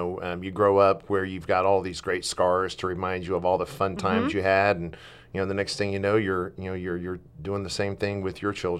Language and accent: English; the South, United States; I told you I'm from the South.